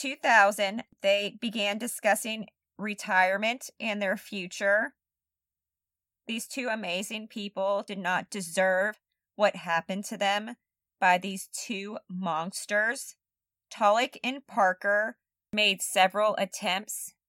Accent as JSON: {"language": "English", "country": "Germany", "tie": "born or raised there", "moved": "yes", "said": "They were both originally from Germany. Shout out to my home country."}